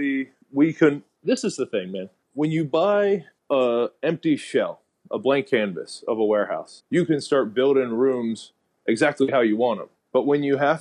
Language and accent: English; Lawrence, Kansas, United States; moved away as an adult; also born or lived in Denver, Colorado; now in Puerto Rico; I'm from Lawrence, Kansas